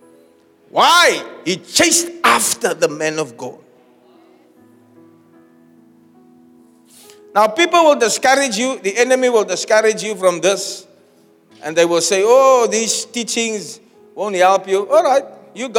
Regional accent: Uitzicht, Western Cape, South Africa; also born or lived in Elsies River; I was born in Elsies. I grew up in Uitzicht and I live near Chestnut Place.

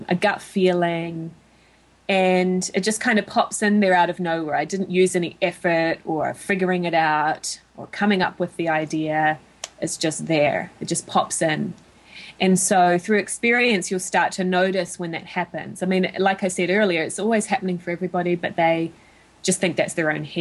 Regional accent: New Zealand; moved away as an adult; now in United States; my home country of New Zealand

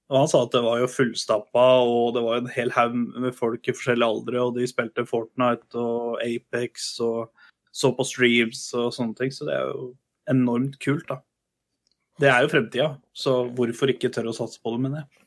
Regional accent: Kongsberg, Buskerud, Norway; i min hjemby Kongsberg

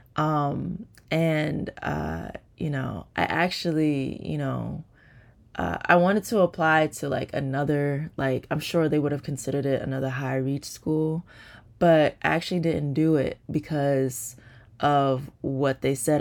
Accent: New Jersey, United States; I'm from New Jersey

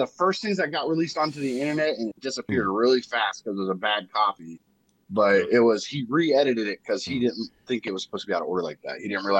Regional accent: United States; I'm American. I'm not Canadian.

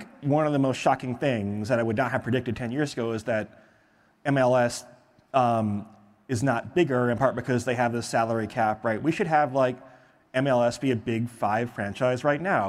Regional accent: Michigan, United States; I'm from Michigan.

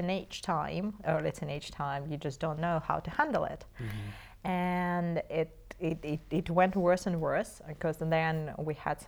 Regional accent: Moscow, Russia; I was born in Moscow.

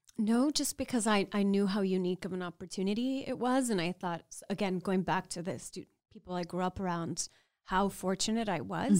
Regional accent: Laredo, Texas, United States; growing up in South Texas on the U S-Mexico border in Laredo, and as a, I'm a proud Mexican American

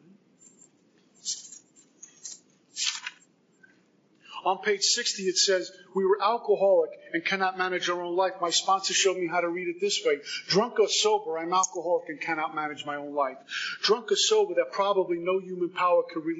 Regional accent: Northeast, United States; moved away as an adult; also born or lived in Texas; now in Florida, United States; I'm from the Northeast

